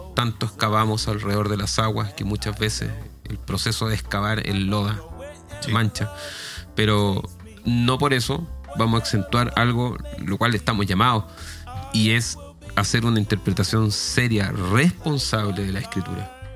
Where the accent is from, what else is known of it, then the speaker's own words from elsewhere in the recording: Chile; mi pueblo es Chile